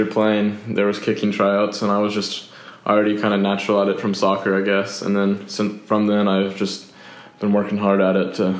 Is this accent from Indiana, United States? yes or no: no; Coppell, Texas, United States; I grew up right here in Coppell. I always lived here.